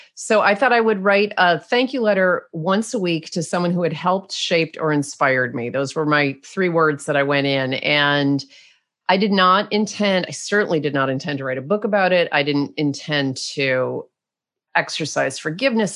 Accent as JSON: {"language": "English", "country": "United States", "said": "I'm American."}